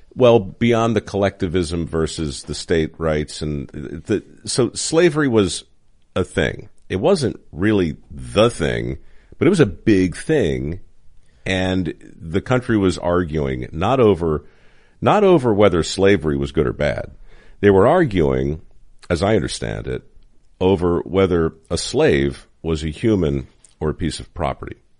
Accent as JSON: {"language": "English", "town": "Baltimore", "region": "Maryland", "country": "United States", "tie": "born or raised there", "moved": "yes", "said": "I grew up in Baltimore"}